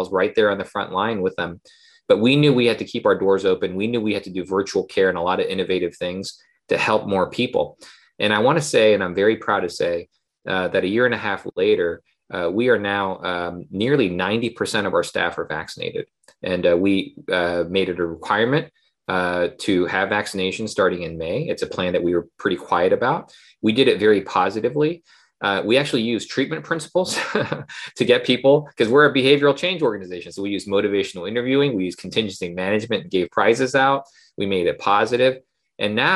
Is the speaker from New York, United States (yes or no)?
no; Oklahoma, United States; moved away; also born or lived in Seoul, South Korea / North Carolina / Baltimore; from Seoul, South Korea originally, but I grew up in Oklahoma